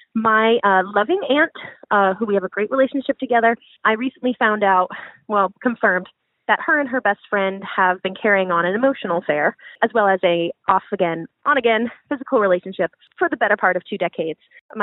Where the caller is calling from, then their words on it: Pacific Northwest, United States; I'm calling from the Pacific Northwest, and I'm a cis queer woman in her late 20s.